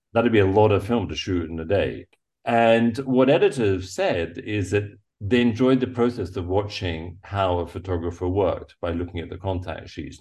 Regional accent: England, United Kingdom; moved away as an adult; growing up in England, growing up on an island

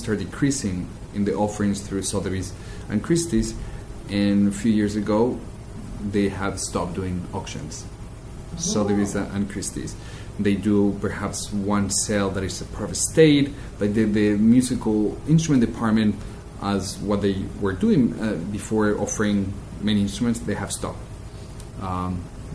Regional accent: Spain; moved away as an adult; also born or lived in Madrid / London; now in New York, United States; I am from Spain, but my real education in instruments and music happened here in America

